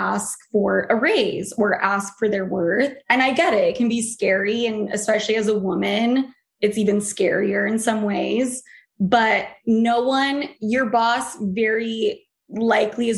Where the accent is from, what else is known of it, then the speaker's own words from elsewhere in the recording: Utah, United States; moved away; also born or lived in New York; I came from Utah